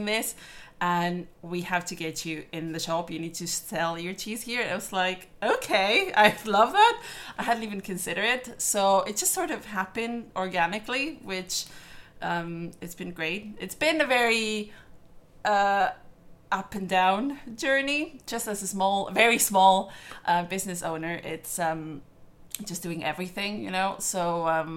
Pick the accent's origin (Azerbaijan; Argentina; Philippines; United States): Argentina; also born or lived in London; now in Belfast, United Kingdom; My dad is Italian, but I was born in Argentina